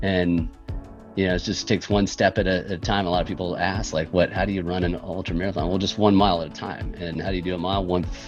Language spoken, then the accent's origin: English; Jacksonville Beach, Florida, United States; I grew up on the East Coast in a small town on the East Coast of Florida, Jacksonville Beach, Neptune Beach.